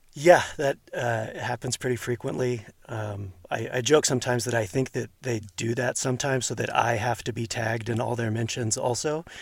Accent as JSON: {"language": "English", "area": "outside of Houston", "region": "Texas", "country": "United States", "tie": "born or raised there", "moved": "yes", "lives_now": "Hercules, United States", "said": "I grew up outside of Houston"}